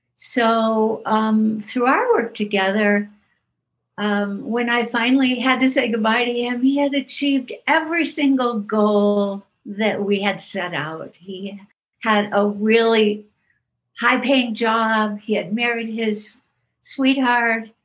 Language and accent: English; Iowa, United States; a town close to my hometown in iowa